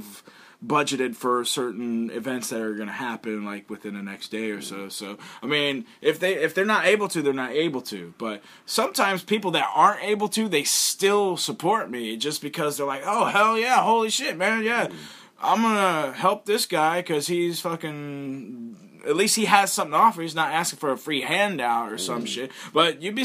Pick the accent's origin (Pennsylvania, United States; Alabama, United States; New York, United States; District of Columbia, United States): Alabama, United States; moved away as an adult; now in Japan; I'm from Alabama, I'm a pro wrestler and a rapper